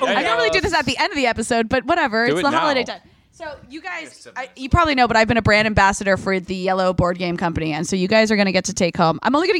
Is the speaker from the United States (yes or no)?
yes; New Jersey, United States; I'm from Jersey.